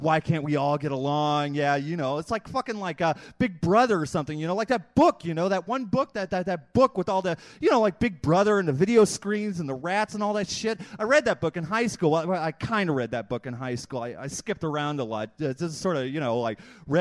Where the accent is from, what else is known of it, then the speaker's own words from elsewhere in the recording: Chicago, Illinois, United States; I'm from Chicago